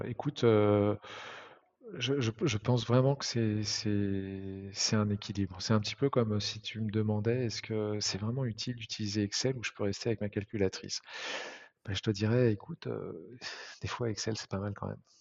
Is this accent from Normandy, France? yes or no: no; Nantes, Pays de la Loire, France; on est originaire de Nantes